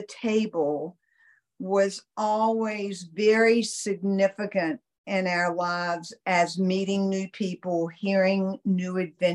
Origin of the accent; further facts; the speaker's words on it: Rocky Mount, North Carolina, United States; I grew up in North Carolina